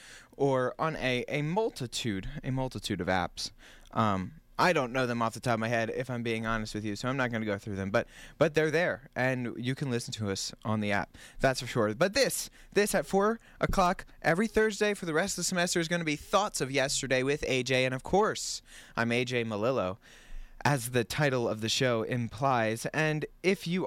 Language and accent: English; Jersey Shore, New Jersey, United States; moved away as an adult; back at home, where I grew up on the Jersey Shore